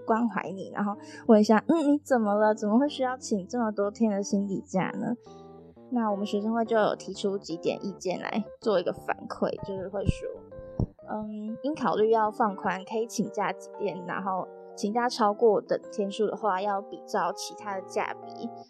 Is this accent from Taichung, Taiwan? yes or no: yes; Taichung, Taiwan; moved away as an adult; now in Taipei, Taiwan; 我是台中的北屯区，北屯区就是 在，在靠近山区，其实有点山，然后我是住在大坑跟新社的交界，就是简单来说，我就是山里长大的孩子，然后在山里待了十八年之后，然后长大又，又住在山里